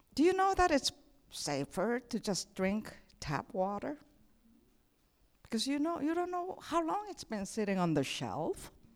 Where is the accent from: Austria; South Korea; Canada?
South Korea; moved away as an adult; also born or lived in Saint Paul, Minnesota; I come from Korea